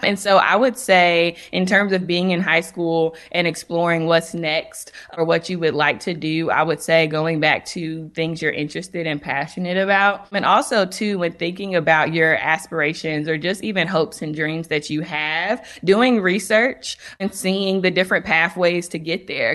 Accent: North Carolina, United States; I'm from North Carolina so I remember my mom telling me when I was looking at schools outside of North Carolina

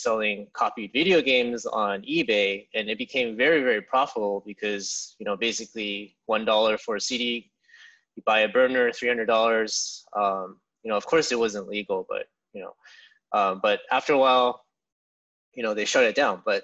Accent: San Jose, California, United States; also born or lived in Santa Barbara, California / Santa Clara, California; I was born in California in San Jose. And pretty much grew up there my whole life.

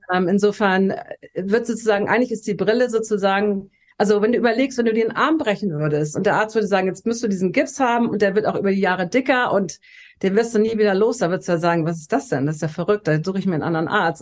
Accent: Hamburg, Germany; moved away as an adult; now in Los Angeles, United States; Also ich bin tatsächlich in Hamburg geboren, wo ich jetzt auch gerade bin und bin dann mit Anfang 30 nach Los Angeles ausgewandert

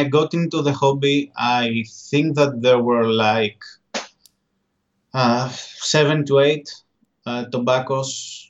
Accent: Paros, South Aegean, Greece; English is a second language; Yes, in an island called Paros. It's an Aegean island, and for me, it was really nice growing up in this environment.

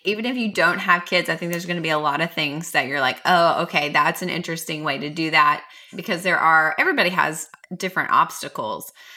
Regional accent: Mount Juliet, Tennessee, United States; Nate Bargatze talks about our hometown in one of his Netflix specials

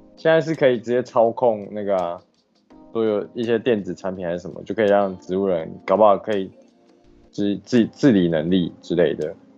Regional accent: Taiwan; 我们台湾人

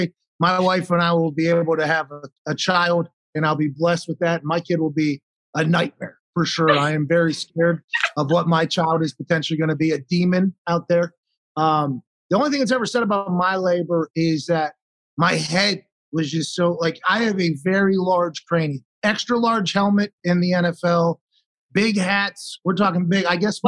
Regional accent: Pittsburgh, Pennsylvania, United States; I was born in McGee's Women's Hospital in Pittsburgh.

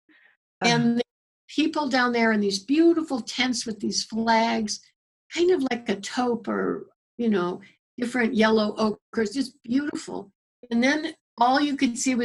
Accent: Chicago, Illinois, United States; also born or lived in Morocco / New Mexico; now in Tucson, United States; I grew up in Chicago. I lived in Morocco for a couple of years. I lived in New Mexico. I lived in Tucson now here

